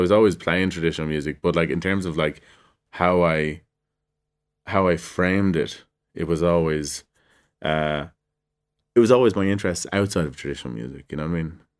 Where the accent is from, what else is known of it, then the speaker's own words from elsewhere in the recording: Ireland; what are we expected to do as Irish people? How are we seen as Irish people?